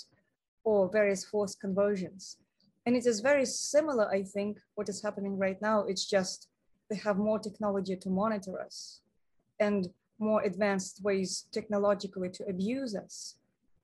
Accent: Moscow, Russia; moved away; I come from Moscow.

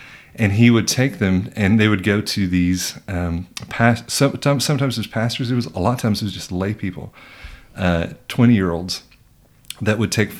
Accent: Germany; So my parents are missionaries. I grew up in Germany.

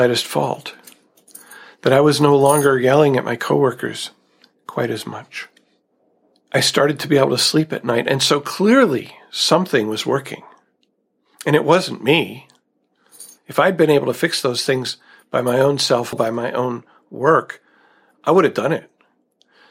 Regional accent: United States; growing up in America

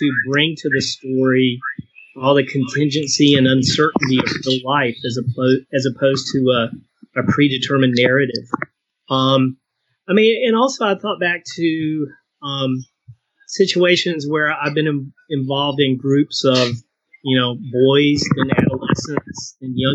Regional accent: Eastern North Carolina, United States; now in Dallas, United States; growing up in Eastern North Carolina, I mean, military people are, you know, they're all over the place

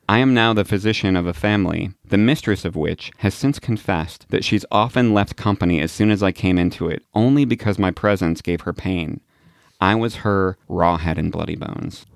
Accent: Illinois, United States; my home state of Illinois

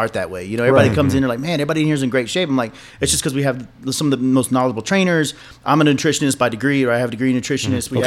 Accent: Georgia, United States; moved away as an adult; now in El Paso, United States; I grew up in Georgia

